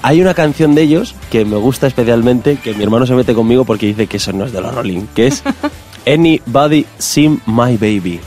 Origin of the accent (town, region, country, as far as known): Castile and León, Spain